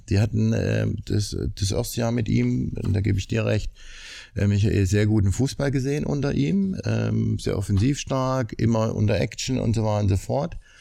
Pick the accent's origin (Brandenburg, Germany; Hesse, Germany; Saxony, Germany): Saxony, Germany; Leipzig; Erstmal komme ich aus Leipzig